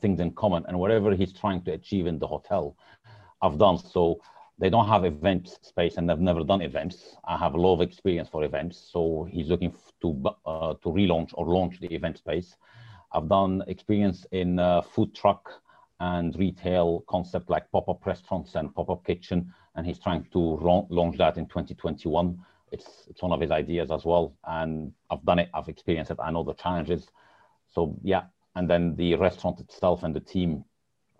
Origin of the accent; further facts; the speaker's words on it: Egypt; moved away as an adult; also born or lived in Lebanon / Switzerland / United States / Dubai; now in United Kingdom; I'm originally from Lebanon. However, I was born in Egypt. I studied in Egypt